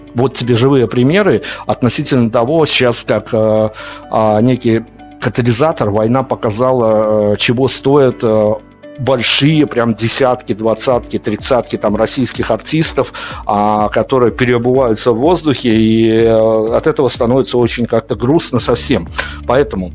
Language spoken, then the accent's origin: Russian; Belarus; На примере Беларуси все-таки мы белорусы